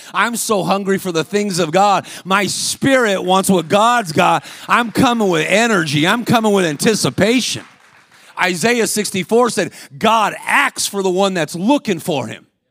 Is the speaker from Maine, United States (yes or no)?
no; Los Angeles, California, United States; I was a professional athlete growing up in Los Angeles.